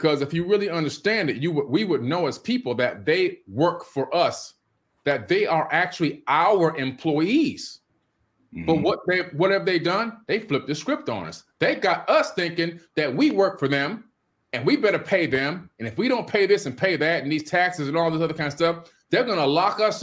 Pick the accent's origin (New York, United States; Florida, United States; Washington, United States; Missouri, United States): Florida, United States; Miami; when I was a little kid growing up in Miami